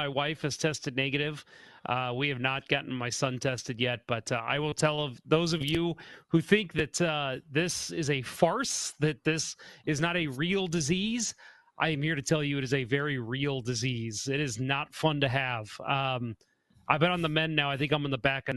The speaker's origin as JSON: {"language": "English", "town": "St. Charles", "region": "Missouri", "country": "United States", "tie": "born or raised there"}